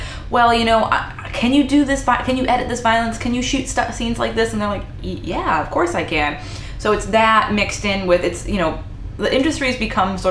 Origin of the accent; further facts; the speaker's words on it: Haverhill, Massachusetts, United States; I grew up in a place called Haverhill, Massachusetts